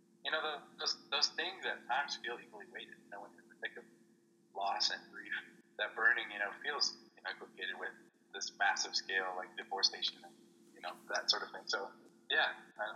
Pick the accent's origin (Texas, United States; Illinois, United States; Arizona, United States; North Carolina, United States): Arizona, United States; Casa Grande; growing up in Casa Grande